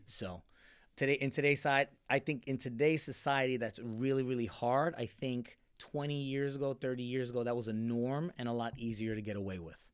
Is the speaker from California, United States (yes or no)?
no; Tampa, Florida, United States; also born or lived in New York; we left New York, uh, nine, ten. So, and then moved down to the Tampa Bay area